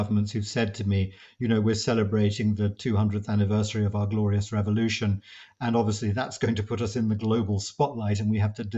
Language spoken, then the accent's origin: English; United Kingdom